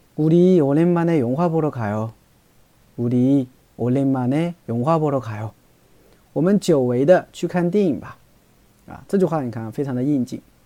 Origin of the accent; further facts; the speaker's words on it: China; 我们中国人